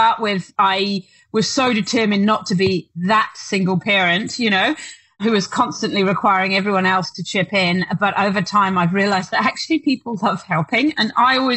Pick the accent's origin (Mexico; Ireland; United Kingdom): United Kingdom; now in Duntroon, New Zealand; I'm British, so we do have that sort of reservedness